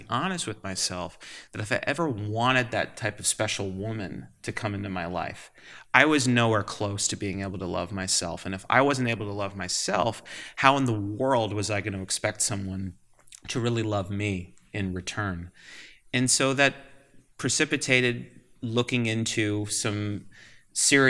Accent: Manchester, Vermont, United States; moved away as an adult; also born or lived in Los Angeles, California / Massachusetts; now in Albany, United States; I grew up not too far from here in Manchester, Vermont.

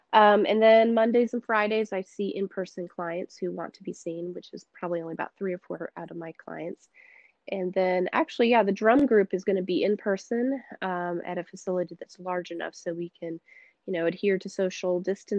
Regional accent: Senegal; moved away as an adult; also born or lived in United States; but for majority of my life, I grew up in Senegal, in the West African parts of Africa, and spent, my whole life until I was 19 there.

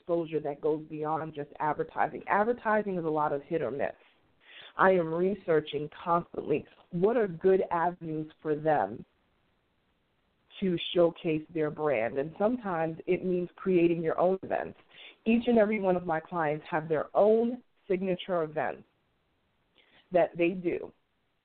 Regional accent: New York City, New York, United States; moved away; my hometown, Queens, New York

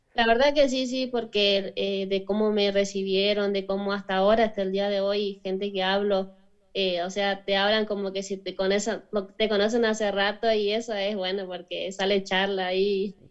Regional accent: Chaco, Argentina; moved away; soy argentina, pero yo nací en la provincia del Chaco, al norte de Argentina

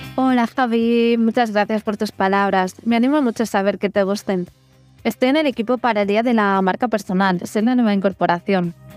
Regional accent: Ripoll, Catalonia, Spain; moved away as an adult; now in Barcelona, Spain; soy de Ripoll y si está en Girona

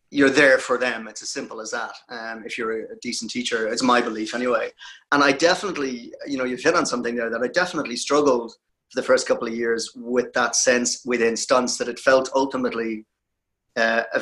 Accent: Ireland; I appreciate what you said earlier about me being Irish.

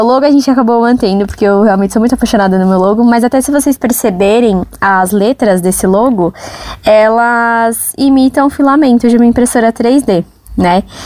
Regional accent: São Paulo, Brazil; Eu nasci e cresci no Jardim Brasil, que é um bairro, um lugar assim de poucas oportunidades.

